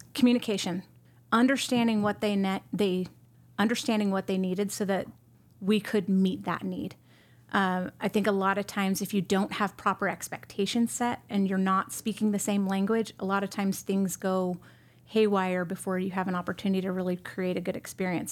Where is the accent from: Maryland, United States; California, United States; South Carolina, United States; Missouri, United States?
California, United States; San Jose; moved away as an adult; also born or lived in Bay Area, California / Arizona; I was born in San Jose, California